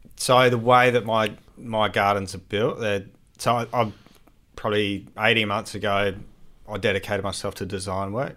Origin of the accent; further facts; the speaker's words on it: Adelaide, South Australia, Australia; I grew up in Adelaide